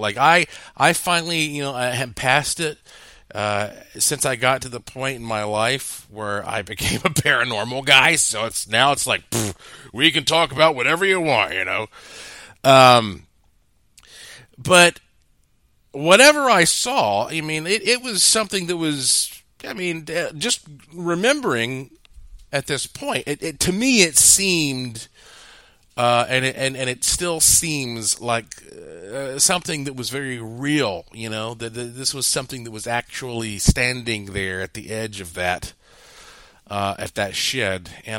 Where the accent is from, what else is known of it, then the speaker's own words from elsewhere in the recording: North Carolina, United States; growing up in Western North Carolina.